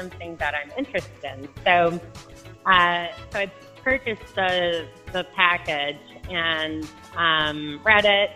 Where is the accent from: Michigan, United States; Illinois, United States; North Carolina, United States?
Michigan, United States; Livonia; also born or lived in Canton, Michigan; I grew up in Livonia in Canton, Michigan